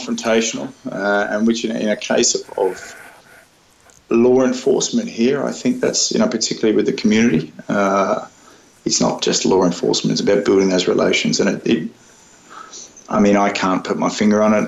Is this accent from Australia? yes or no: yes; Australia; moved away as an adult; now in Zimbabwe; I'm Australian